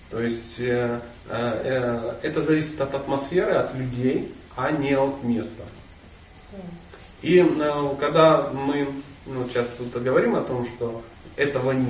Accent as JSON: {"language": "Russian", "region": "Buryatia", "country": "Russia", "said": "Я бурят, значит, Весь мир крутится вокруг бурятов."}